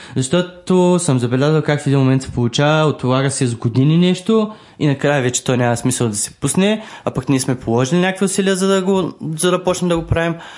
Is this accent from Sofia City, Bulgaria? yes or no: no; Varna, Varna Province, Bulgaria; аз съм от Варна също